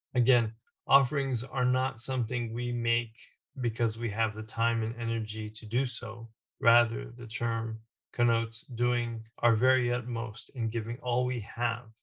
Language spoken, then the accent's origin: English; United States; being born and raised in the United States